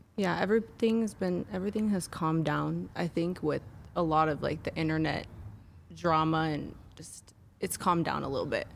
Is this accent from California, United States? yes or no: yes; Orange County, California, United States; also born or lived in Bulgaria; Orange County